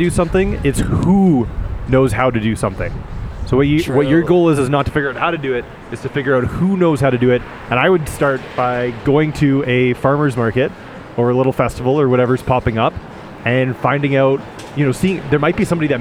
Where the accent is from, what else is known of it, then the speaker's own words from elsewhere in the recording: Canada; I'm from Canada.